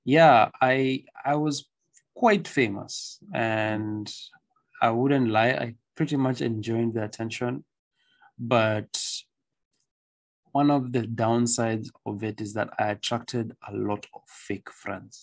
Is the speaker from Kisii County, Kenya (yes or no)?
no; Nairobi, Kenya; I came from a very good school, Riara, mm-hmm. and then I went to a different school mm-hmm. in the other side of Nairobi